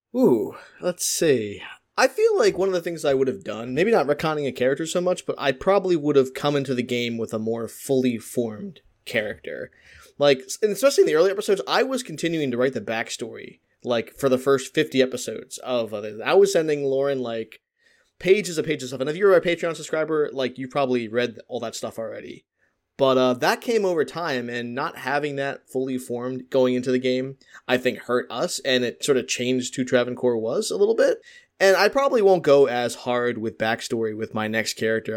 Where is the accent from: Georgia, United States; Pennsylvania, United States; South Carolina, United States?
Pennsylvania, United States; Philadelphia; I'm from Philadelphia.